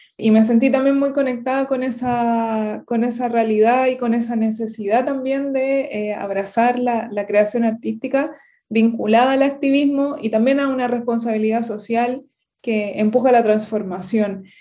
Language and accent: Spanish; Santiago, Santiago Metropolitan Region, Chile; moved away; also born or lived in southern Chile; yo soy de Santiago, que es la, región metropolitana de Chile